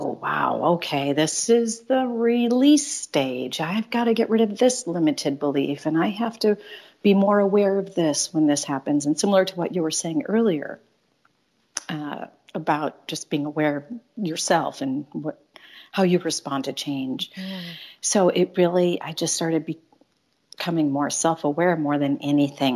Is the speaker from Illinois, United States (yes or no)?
yes; Chicago, Illinois, United States; moved away as an adult; back home to Chicago, which is my hometown